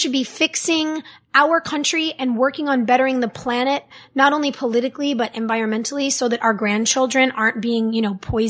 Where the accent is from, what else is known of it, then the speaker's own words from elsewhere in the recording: West Hollywood, California, United States; I grew up in West Hollywood. I grew up with people of every race, whether you were black or Puerto Rican or Asian, whether you were straight or gay or bisexual.